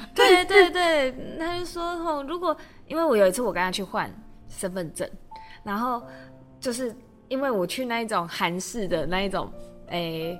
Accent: Kaohsiung, Taiwan; now in Taipei, Taiwan; 因为我，我是高雄人，然后我可能来台北之后

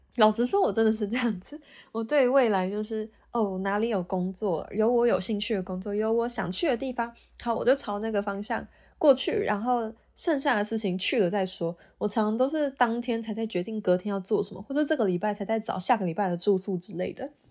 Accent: Taiwan; moved away as an adult; now in Auckland, New Zealand; 我是从台湾来的

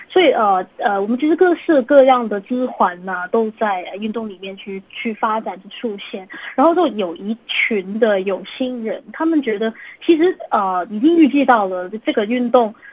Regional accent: Hong Kong; 利用了我们香港人的现金

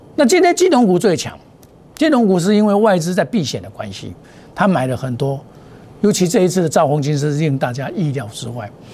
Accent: Taiwan; 我是土生土长，我架杠的台湾人

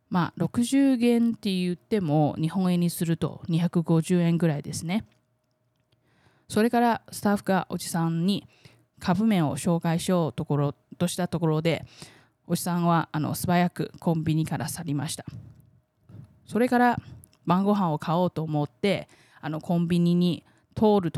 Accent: Taiwan; 台湾生まれ台湾育ちの

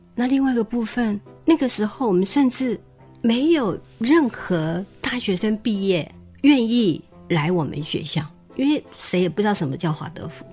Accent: Taiwan; 原来我是跟他们一伙，就是台湾人

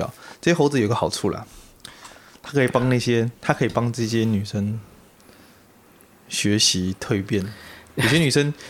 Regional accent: Taipei, Taiwan; 我台北人，我最懂了。

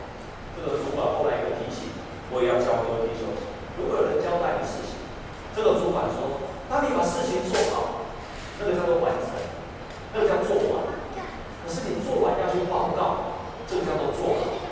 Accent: Taiwan; 我们台湾人讲一句话：“两头沙丘”，下面不行，举头三尺有神明

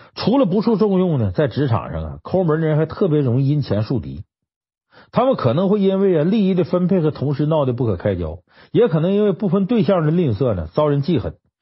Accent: Harbin, Heilongjiang, China; 我老家哈尔滨

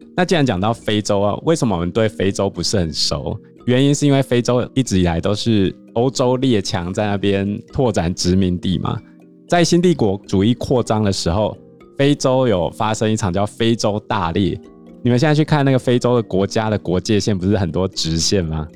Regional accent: Taiwan; 我们台湾破三万的那一年

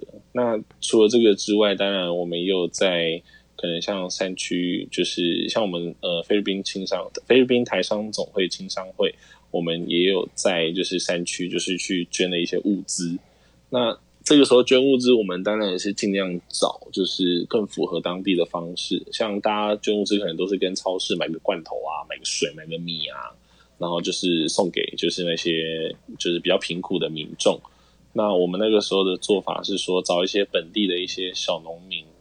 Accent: Taiwan; now in Philippines; 我是台湾人

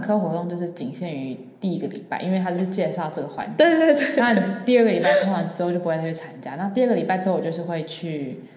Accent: Taiwan; 因为我们台湾人太多美食了，然后所有人都外食，又方便又便宜

